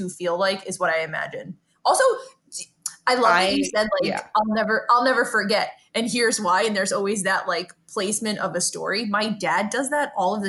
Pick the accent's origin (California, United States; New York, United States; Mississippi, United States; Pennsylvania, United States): New York, United States; New York City; as a New Yorker, is, especially from Brooklyn